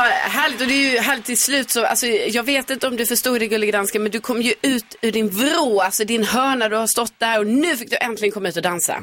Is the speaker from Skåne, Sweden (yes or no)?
yes; Lund, Skåne, Sweden; en av mina bästa lekplatser hemma i Lund